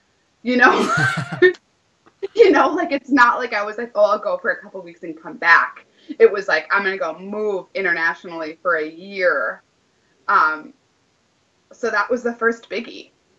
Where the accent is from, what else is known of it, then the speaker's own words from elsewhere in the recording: Minneapolis, Minnesota, United States; also born or lived in Wisconsin; if you were to ask me like, where are you from? I would say Minneapolis, even though I've lived a lot of different places. Even though I lived in Wisconsin for such a long time with my former partner